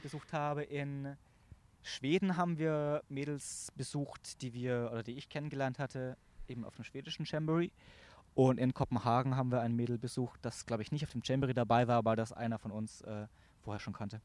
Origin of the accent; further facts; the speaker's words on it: Augsburg, Bavaria, Germany; moved away as an adult; now in Munich, Germany; ich komme ursprünglich aus Augsburg, aus dem Stamm Lechhausen, Stamm Livingston in Lechhausen